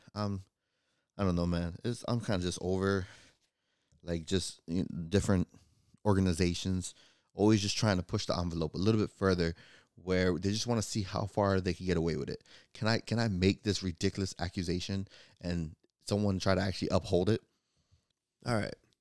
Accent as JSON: {"language": "English", "region": "Florida", "country": "United States", "said": "I'm from Florida"}